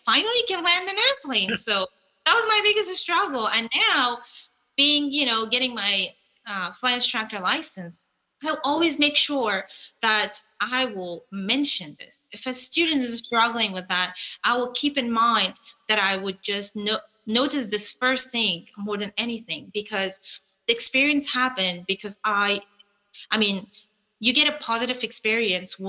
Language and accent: English; Kabul, Afghanistan; moved away; I was flying from Kabul, where that was the place that I was living